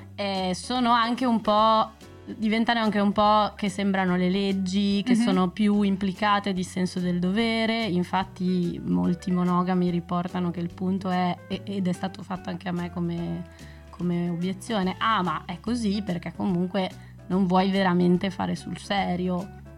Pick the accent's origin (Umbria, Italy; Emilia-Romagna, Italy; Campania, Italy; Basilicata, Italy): Emilia-Romagna, Italy; Bologna; moved away as an adult; now in Brussels, Belgium; prima abitavo a Bologna sono di Bologna